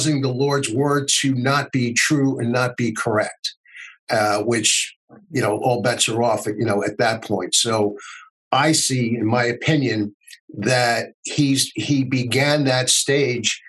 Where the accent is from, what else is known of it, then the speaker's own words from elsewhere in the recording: United States; as an American